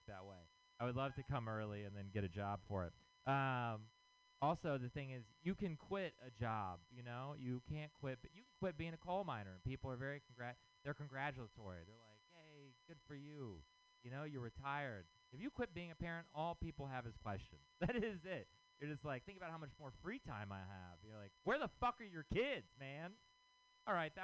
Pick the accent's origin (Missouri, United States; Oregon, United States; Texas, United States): Texas, United States; moved away; I'm from Texas